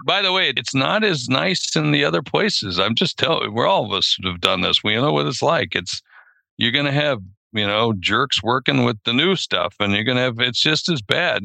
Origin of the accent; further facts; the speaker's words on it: South Dakota, United States; I'm from South Dakota and we hunt prairie dogs